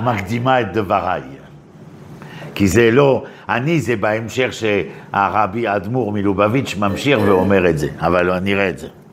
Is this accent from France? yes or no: yes; Paris, Île-de-France, France; moved away as an adult; now in Israel; אני בא מפריז, ככה גדלתי